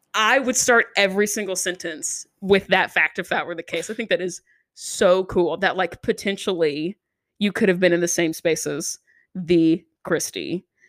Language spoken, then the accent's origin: English; Nashville, Tennessee, United States; I'm also from Nashville